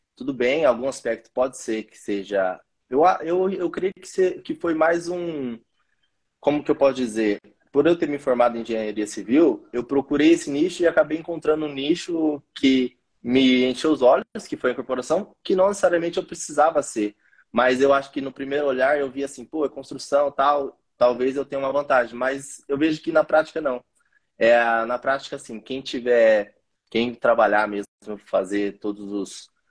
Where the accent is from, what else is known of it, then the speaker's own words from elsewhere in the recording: Campinas, São Paulo, Brazil; also born or lived in Hortolândia; Eu sou aqui, da, aqui de Campinas